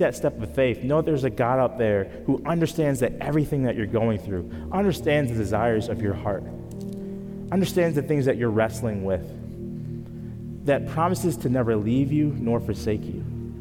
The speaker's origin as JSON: {"language": "English", "town": "Grand Island", "region": "New York", "country": "United States", "tie": "born or raised there", "moved": "yes", "said": "I grew up near Niagara Falls, New York, in a small town called Grand Island"}